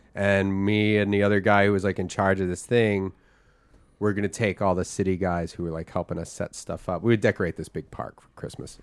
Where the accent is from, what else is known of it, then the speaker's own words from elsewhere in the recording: Philadelphia, Pennsylvania, United States; moved away; also born or lived in Austin, Texas; I grew up in Philly